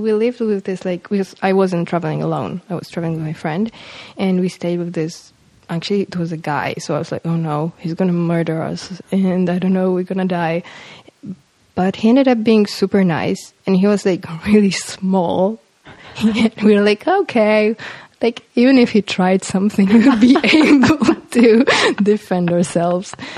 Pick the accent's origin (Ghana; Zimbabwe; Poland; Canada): Poland; Warsaw, Masovian Voivodeship; English is a second language; I'm from Warsaw. I mean, I was born in Warsaw